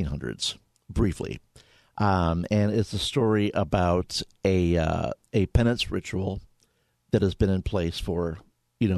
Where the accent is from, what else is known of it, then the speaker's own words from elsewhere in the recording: St. Louis, Missouri, United States; I grew up in St. Louis